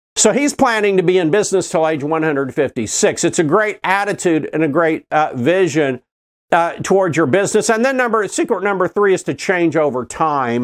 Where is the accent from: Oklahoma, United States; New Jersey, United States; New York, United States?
Oklahoma, United States; Oklahoma City; I grew up in Oklahoma City